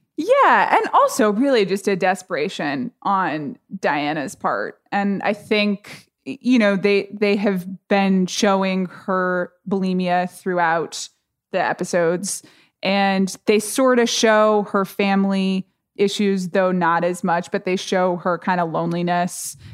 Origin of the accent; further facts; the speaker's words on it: United States; I'm an American